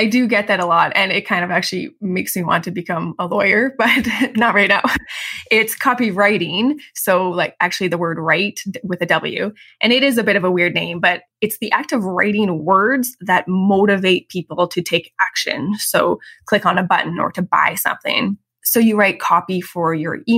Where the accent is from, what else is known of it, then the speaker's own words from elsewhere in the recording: Calgary, Alberta, Canada; moved away as an adult; also born or lived in Chicago, United States / Vienna, Austria; I grew up in Calgary, Canada